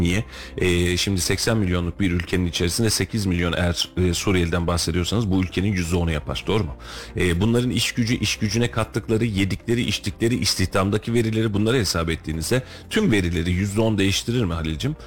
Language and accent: Turkish; Turkey; Biz de Türküz